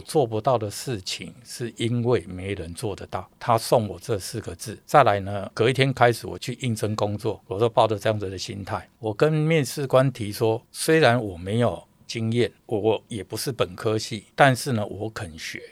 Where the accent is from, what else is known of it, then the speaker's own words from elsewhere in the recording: Changhua County, Taiwan; moved away as an adult; also born or lived in Tainan; now in Taipei, Taiwan; 因为我彰化人，我在台南读书，我在左营当兵